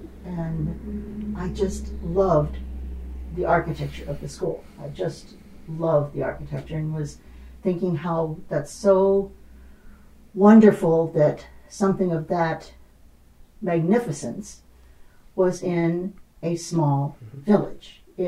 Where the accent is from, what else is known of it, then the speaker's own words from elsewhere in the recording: Indiana, United States; moved away; I was born and raised in Indiana. So I'm a Hoosier by birth. I lived in the rural area of Indiana and grew up on a farm.